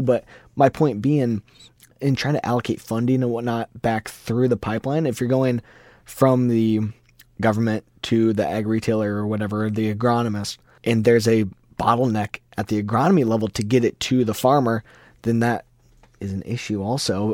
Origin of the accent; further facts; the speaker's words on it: Iowa, United States; we're both from Iowa